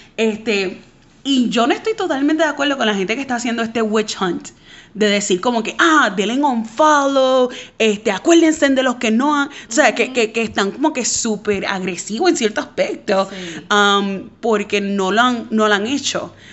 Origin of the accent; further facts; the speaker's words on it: Puerto Rico; yo soy puertorriqueña